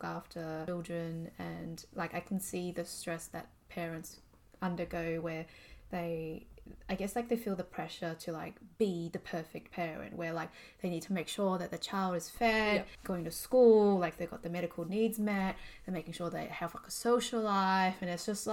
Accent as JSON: {"language": "English", "country": "Australia", "said": "being Asian Australian"}